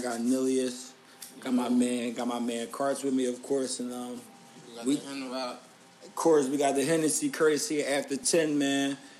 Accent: Philadelphia, Pennsylvania, United States; I'm rocking hometown with my little hometown jersey. I'm going Philadelphia.

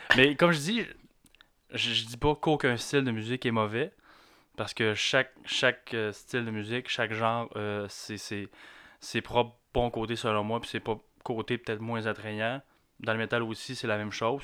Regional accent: Quebec, Canada; ça se peut que j'aille un accent, c'est normal. Je suis du Lac-Saint-Jean.

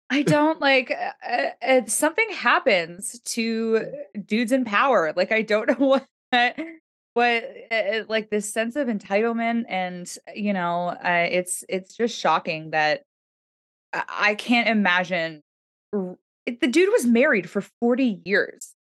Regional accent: Toronto, Ontario, Canada; I grew up in Toronto

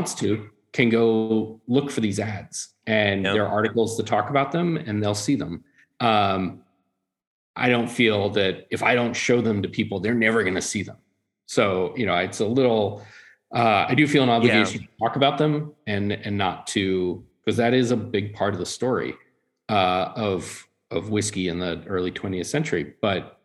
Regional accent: Tennessee, United States; growing up in Tennessee, everyone drinks brown liquor.

